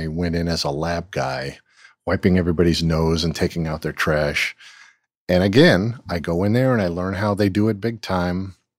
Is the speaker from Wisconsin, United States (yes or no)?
no; California, United States; I'm from Southern California, so skateboarding and surfing was it.